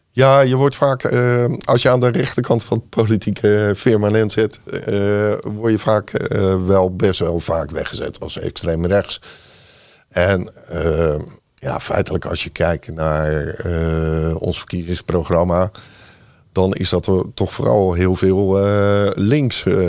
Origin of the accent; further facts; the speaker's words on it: Rotterdam, South Holland, Netherlands; ik ben opgegroeid in, uh, in Lommerijen. 27 jaar gewoond